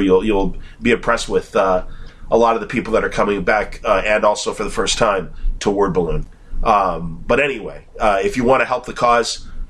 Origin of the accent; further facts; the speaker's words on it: Chicago, Illinois, United States; accent: Chicago; my Chicago accent